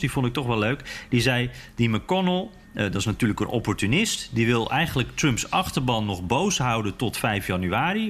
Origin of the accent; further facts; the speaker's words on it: Netherlands; als Nederlander